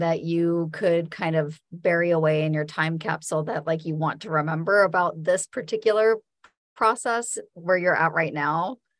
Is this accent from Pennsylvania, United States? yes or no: no; Albuquerque, New Mexico, United States; moved away as an adult; I'm from New Mexico. I grew up in Albuquerque. I'm a Lobo. I went to University of New Mexico. I didn't leave New Mexico until I was in my mid-20s.